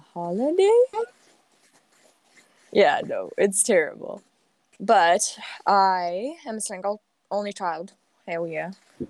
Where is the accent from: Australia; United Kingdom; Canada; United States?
Canada; also born or lived in Saskatchewan; I am a Canadian girl. I live in Saskatchewan.